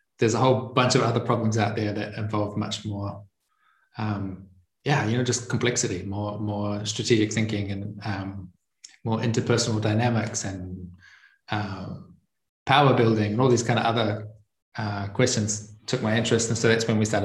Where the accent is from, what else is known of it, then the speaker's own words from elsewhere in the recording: New Zealand; moved away as an adult; now in Italy; I'm from New Zealand. And I left about 5 years ago, and now I'm currently living in Italy. I grew up on a farm in a very remote part of a remote region in the remote country